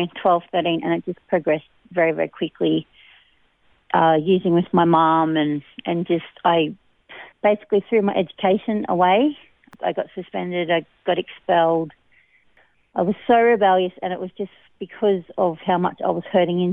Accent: Bundaberg, Queensland, Australia; now in Narrabri, Australia; I come from Bundaberg. I was born there. I lived with my grandparents

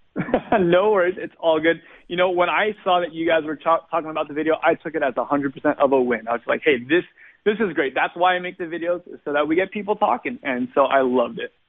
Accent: Glendale, California, United States; I was born and raised in Southern California, uh, just not too far away from Los Angeles or from uh, Hollywood, actually, in a little place called Glendale

